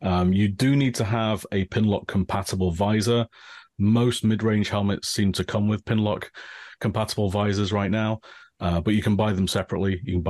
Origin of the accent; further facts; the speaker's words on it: England, United Kingdom; now in Japan; I'm originally from England, as you might tell from the accent. Right now, I live in Japan. I've lived here for about most of the last 20 years.